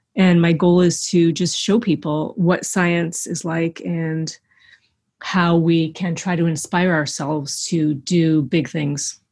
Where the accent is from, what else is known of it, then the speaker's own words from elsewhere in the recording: Eastern Canada, Canada; we don't have mountains in Eastern Canada